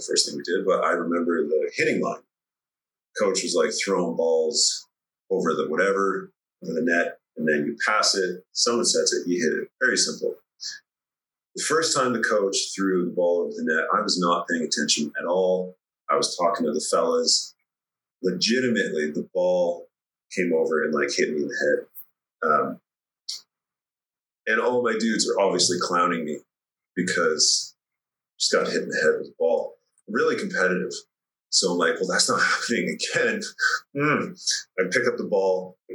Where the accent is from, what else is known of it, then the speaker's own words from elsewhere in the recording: Red Deer, Alberta, Canada; we grew up in Red Deer, Alberta